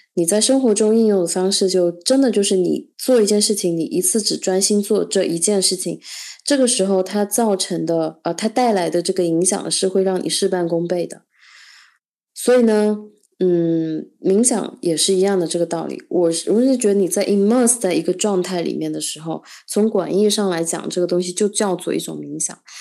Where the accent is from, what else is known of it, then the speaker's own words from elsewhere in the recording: China; 我作为一个中国人